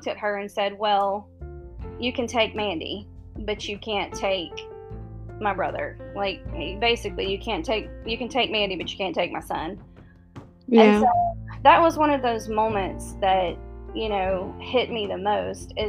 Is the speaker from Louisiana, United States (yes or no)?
no; Mississippi, United States; I was born and raised in Mississippi, down south